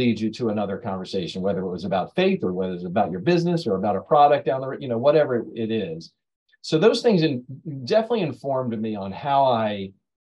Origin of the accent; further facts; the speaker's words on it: Pemberton, New Jersey, United States; I'm from Pemberton, New Jersey.